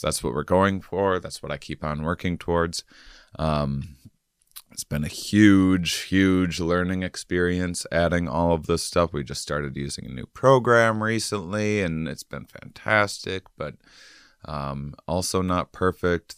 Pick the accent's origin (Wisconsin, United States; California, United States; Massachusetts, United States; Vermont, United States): Wisconsin, United States; moved away; also born or lived in Texas; I'm from Wisconsin.